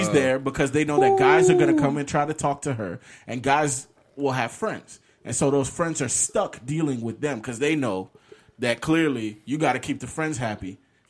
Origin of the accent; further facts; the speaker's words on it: Orlando, Florida, United States; I grew up privileged. I'm in Orlando.